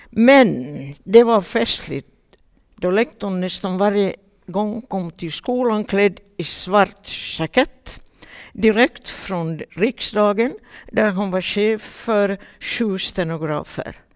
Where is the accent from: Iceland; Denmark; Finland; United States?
Finland; Vaasa, Ostrobothnia; Och vi var många Vasaflickor.